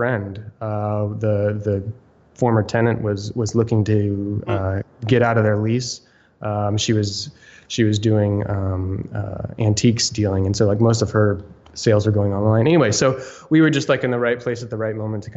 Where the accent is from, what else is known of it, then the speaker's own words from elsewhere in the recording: Austin, Texas, United States; also born or lived in New York City / Maine; now in Raleigh, United States; I'm from Texas. I was actually born in Austin.